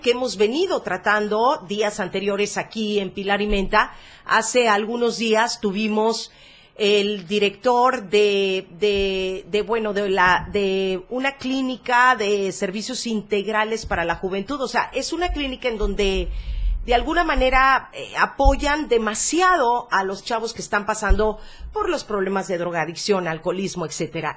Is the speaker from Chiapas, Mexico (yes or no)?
yes; Chiapas, Mexico; Somos chiapanecos, somos arrechos, somos morenitos